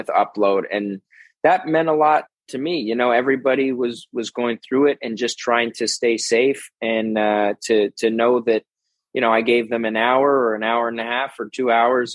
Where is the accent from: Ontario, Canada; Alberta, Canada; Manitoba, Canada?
Ontario, Canada; Toronto; moved away as an adult; also born or lived in Los Angeles, United States; It's a fun city. I grew up here